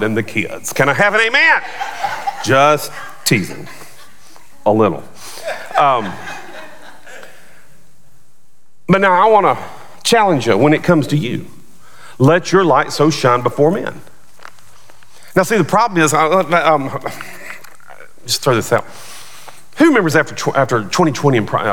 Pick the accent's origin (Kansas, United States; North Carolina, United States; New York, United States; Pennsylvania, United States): North Carolina, United States; outside of Charlotte; moved away; where I grew up outside of Charlotte, Bojangles was big.